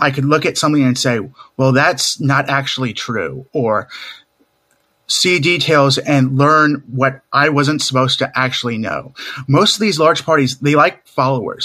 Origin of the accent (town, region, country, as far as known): Raleigh, North Carolina, United States; born or raised there; also born or lived in Seattle, Washington